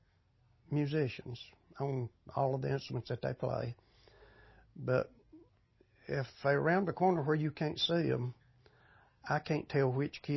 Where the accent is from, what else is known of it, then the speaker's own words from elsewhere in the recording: Ararat, Virginia, United States; moved away as an adult; now in Mount Airy, United States; Born and raised in Ararat. It's only 12 miles from here